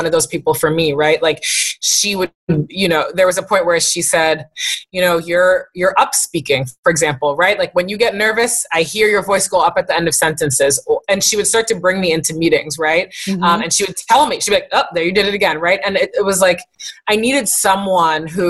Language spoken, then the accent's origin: English; East Coast, United States; I come from two Haitian parents and uh-huh. I'm from the East Coast